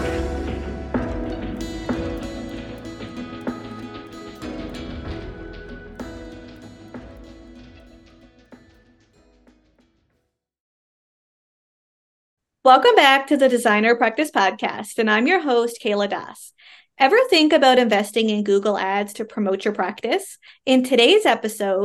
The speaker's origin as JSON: {"language": "English", "country": "Canada", "said": "I am a Canadian social worker"}